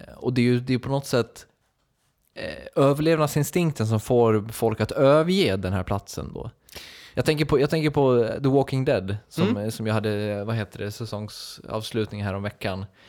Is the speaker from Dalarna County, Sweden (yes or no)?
yes; Dalarna County, Sweden; moved away; min uppväxt i Dalarna